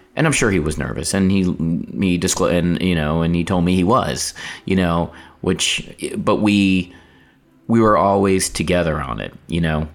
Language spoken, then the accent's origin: English; North Carolina, United States; I grew up in North Carolina